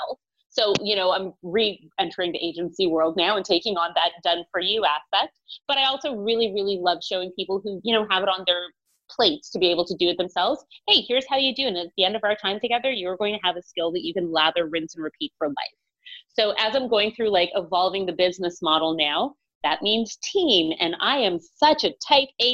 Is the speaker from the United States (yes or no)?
no; Toronto, Ontario, Canada; I'm from Toronto, Ontario